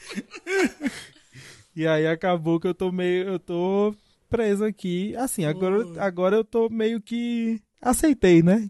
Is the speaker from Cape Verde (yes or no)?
no; Ipiaú, Bahia, Brazil; quebrada mais insana do Brasil, que é de Ipiaú, no interior da Bahia